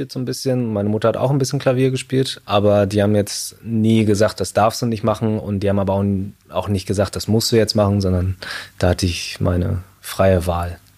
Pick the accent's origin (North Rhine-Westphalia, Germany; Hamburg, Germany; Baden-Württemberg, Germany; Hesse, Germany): North Rhine-Westphalia, Germany; Münster; also born or lived in Shanghai, China; habe ich nochmal fünf Jahre in Shanghai gelebt. Und dann bin ich im Alter von sieben Jahren dann wieder zurück nach Deutschland gekommen, in die Nähe von Münster. Also Münster-Hiltrup war ich dann.